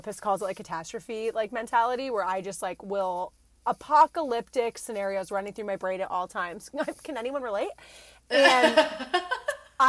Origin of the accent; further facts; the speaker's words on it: New Jersey, United States; moved away; I'm from New Jersey